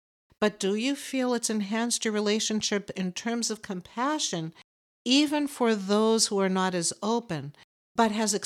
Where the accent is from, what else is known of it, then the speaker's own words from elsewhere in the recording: Boston, Massachusetts, United States; we're from Boston